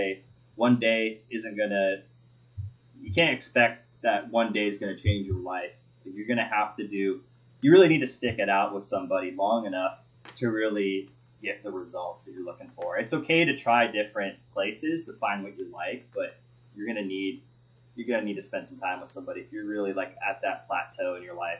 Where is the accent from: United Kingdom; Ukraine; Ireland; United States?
United States; Oregon; growing up in Oregon